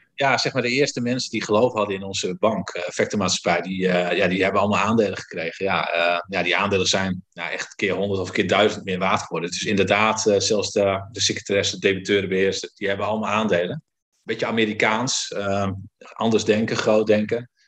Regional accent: Friesland, Netherlands; Ik kom uit Friesland, dus ook wel zuinig opgevoed.

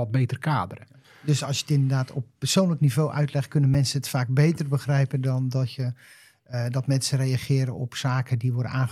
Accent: Schouwen-Duiveland, Zeeland, Netherlands; ik ben zelf als kind ook opgegroeid op Schouwen-Duiveland.

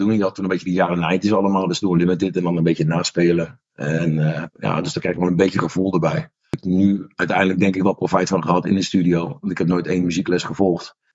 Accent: The Hague, South Holland, Netherlands; ik kom uit Den Haag

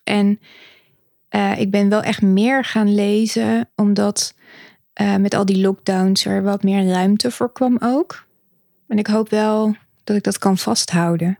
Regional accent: Utrecht, Netherlands; now in The Hague, Netherlands; ik ben eigenlijk geboren in Utrecht

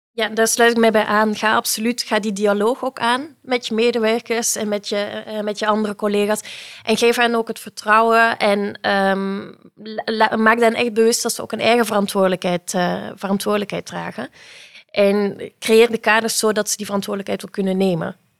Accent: Belgium; now in Netherlands; het is misschien al te horen aan mijn accent, ik eh, kom uit België.

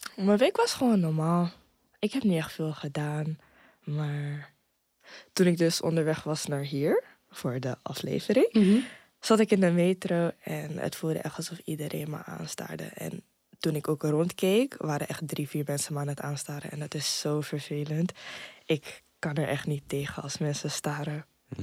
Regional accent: Amsterdam, North Holland, Netherlands; Ik kom uit Amsterdam-Zuidoost.

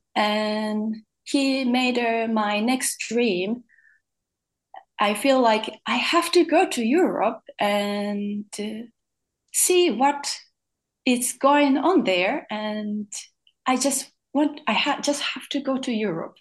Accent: Tokyo, Japan; moved away as an adult; I was born in Tokyo, in Japan, um, I was born to the quite normal Japanese parents with my older sister

